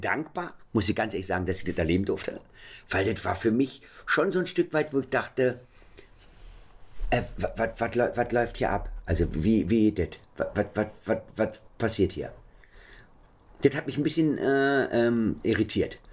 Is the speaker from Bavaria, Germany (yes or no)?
no; Berlin, Germany; Ich bin ja am Checkpoint Charlie groß geworden